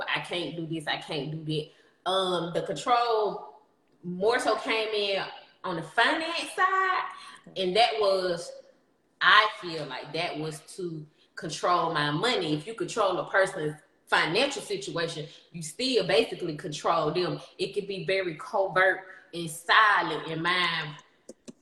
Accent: Alabama, United States; now in Atlanta, United States; I'm from Lynette, Alabama, but I live in Atlanta. So that's how I sound the way I sound

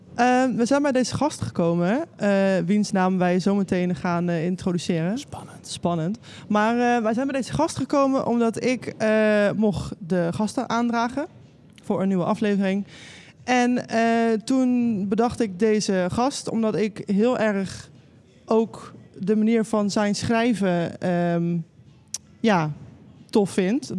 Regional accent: North Brabant, Netherlands; Ik ben een Brabander

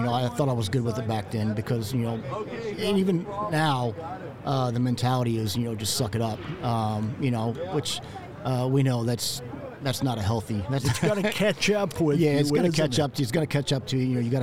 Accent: North Port, Florida, United States; I'm from Northport, Florida, Southwest Florida. It's about 45 minutes north of Fort Myers.

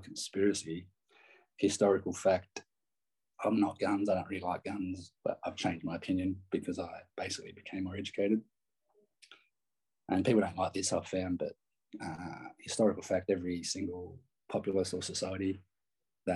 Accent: New South Wales, Australia; now in Perth, Australia; I grew up in New South Wales too. Just so people know, I've lived in Perth since 96.

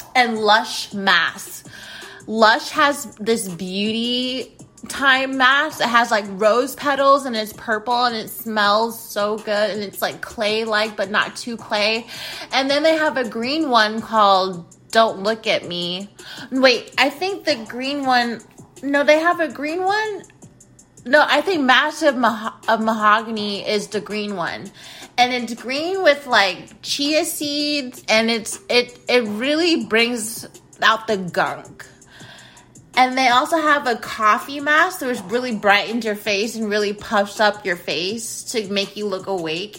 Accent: United States; I'm American.

